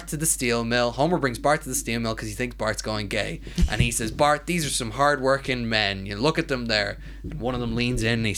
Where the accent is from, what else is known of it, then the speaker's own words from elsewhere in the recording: England, United Kingdom; I am English.